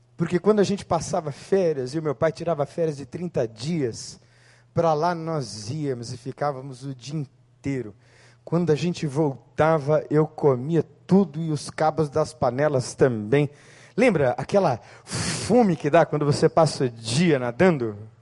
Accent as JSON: {"language": "Portuguese", "town": "Santo André", "region": "São Paulo", "country": "Brazil", "tie": "born or raised there", "said": "na cidade de Santo André, na rua Porto Alegre, número 450"}